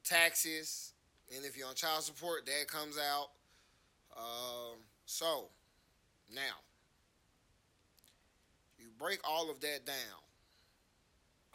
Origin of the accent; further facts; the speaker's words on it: Atlanta, Georgia, United States; I'm from Atlanta